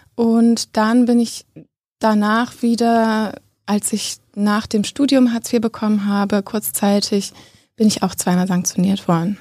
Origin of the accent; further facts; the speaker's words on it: Bochum, North Rhine-Westphalia, Germany; moved away as an adult; also born or lived in Witten / Frankfurt (Oder); now in Berlin, Germany; ich komme äh, aus dem Ruhrgebiet. Ich bin in Bochum und Witten aufgewachsen